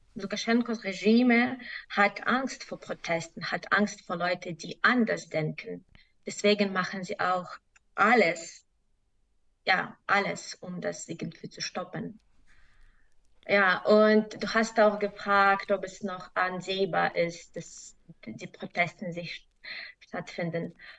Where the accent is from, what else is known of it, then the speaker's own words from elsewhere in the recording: Belarus; German is a second language; now in Germany; ich komme aus Belarus